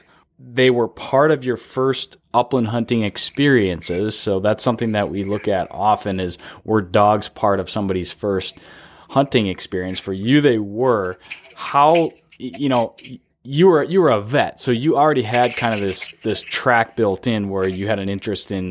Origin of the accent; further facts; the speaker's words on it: the Northwoods, United States; lots of people did growing up in the Northwoods